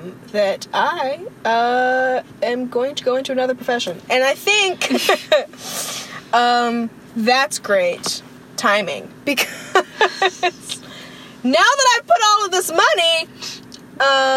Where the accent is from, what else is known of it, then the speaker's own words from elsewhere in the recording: United States; moved away as an adult; I'm from America and I go to school in a different country